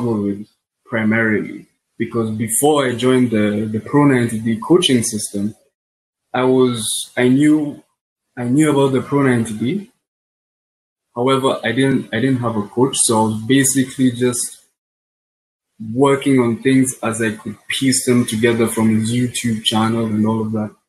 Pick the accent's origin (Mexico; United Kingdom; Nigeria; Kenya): Kenya; I'm from Kenya.